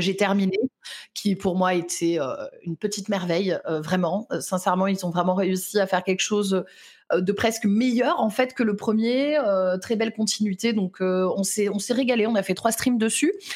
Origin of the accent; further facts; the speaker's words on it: Lyon, Auvergne-Rhône-Alpes, France; je suis lyonnaise